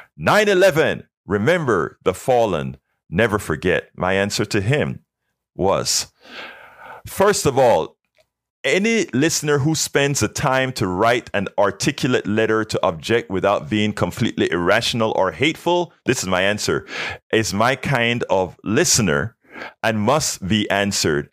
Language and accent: English; Panama; now in United States; my home country, Panama